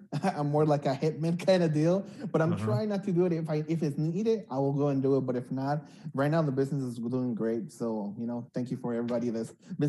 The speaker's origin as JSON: {"language": "English", "town": "Los Angeles", "region": "California", "country": "United States", "tie": "born or raised there", "also_born_or_lived": "Uruapan, Michoacán, Mexico / Denver, Colorado / Monterey Park", "said": "my parents brought me when I was about 8, 9 years old. And we came to East LA. I grew up most of my teenage years in East LA until I was about 16"}